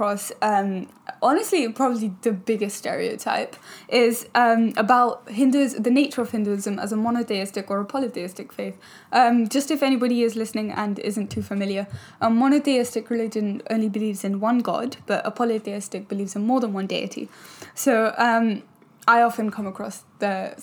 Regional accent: London, United Kingdom; we're from London

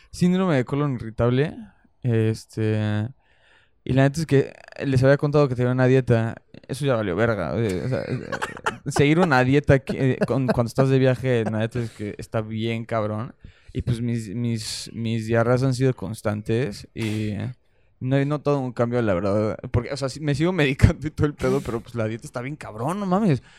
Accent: Mexico; Somos mexicanos, decimos, güey, no mames y todas esas cosas

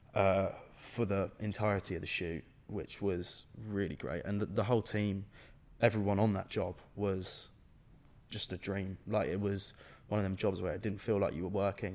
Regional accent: England, United Kingdom; I was the only English man, or only English person on the set playing Scottish

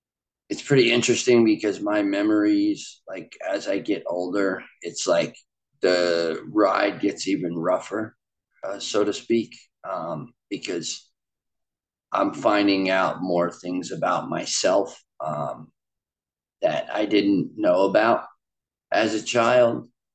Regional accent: Largo, Florida, United States; born there; also born or lived in Long Island, New York; But I was born in Largo, Florida in 1987. I ended up moving to Long Island, New York, to where my mother's family was currently living on the eastern end of Long Island.

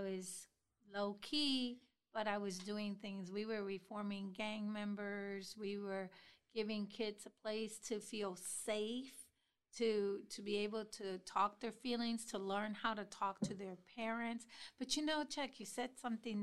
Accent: Puerto Rico; moved away as an adult; now in Columbus, United States; little old me, Puerto Rican girl, not even 2 years in Columbus

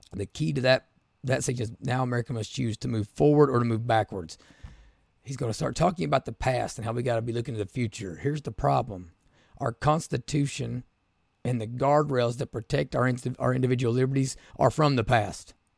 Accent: Appalachia, United States; I'm from Appalachia

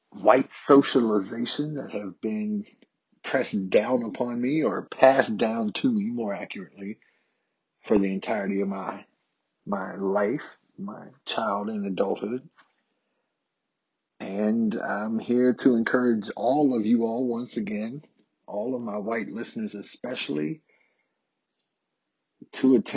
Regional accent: the South, United States; as a white adult male born and raised in the South about my experiences with being socialized into a world that's dominated by white supremacy and dominated by systemic racism.

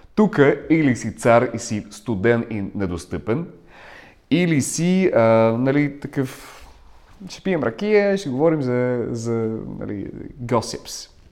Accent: Ukraine; first language Russian; Bulgarian is a second language; also born or lived in Bulgaria; now in London, United Kingdom; Аз съм от Украина, така че говоря украински. В а, тази област, в която съм роден, се говори на руски.

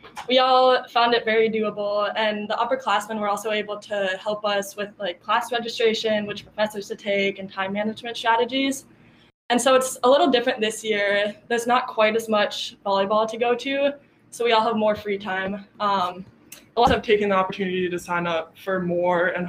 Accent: Minnesota, United States; I'm from Minnesota

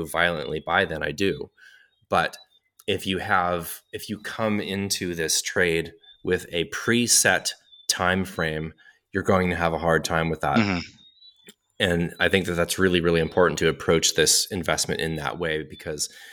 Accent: United States; being an American and living in the United States

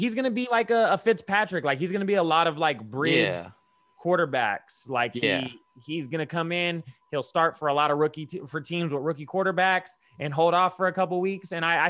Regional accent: Brazil; English is a second language; I'm from Brazil anyway.

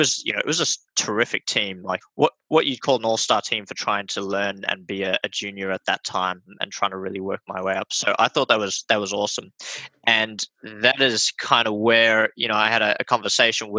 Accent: South Africa; also born or lived in Australia; now in Melbourne, Australia; I grew up in South Africa. I was homeschooled. And when we came over to Australia, I was homeschooled as well

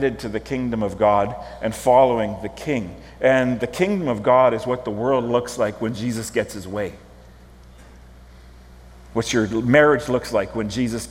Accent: Prince Albert, Saskatchewan, Canada; I grew up in Prince Albert, Saskatchewan

